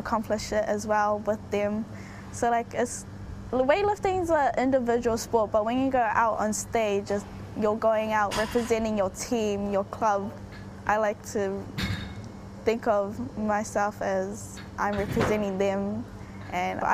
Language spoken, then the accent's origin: English; Auckland, New Zealand; I was born and raised in New Zealand